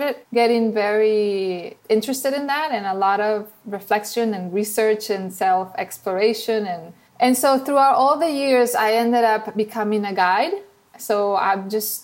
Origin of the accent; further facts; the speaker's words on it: Venezuela; accent: Venezuelan; English is a second language; moved away as an adult; now in United States; my accent that you probably hear is from Venezuela